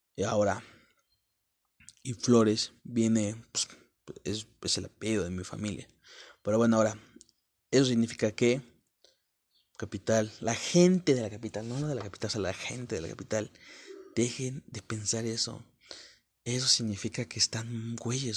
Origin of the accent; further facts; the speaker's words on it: Puebla, Mexico; moved away; al llegar a la capital, soy de Puebla, México.